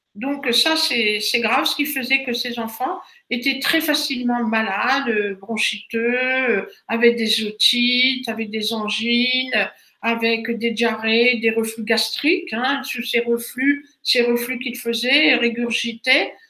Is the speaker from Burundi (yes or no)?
no; Brittany, France; chez nous en Bretagne